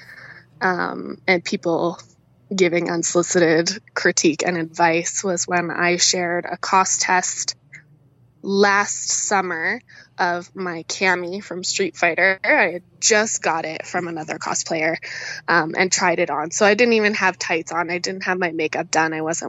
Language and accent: English; Canada; also born or lived in Alberta; people are always like weirded out that I'm Canadian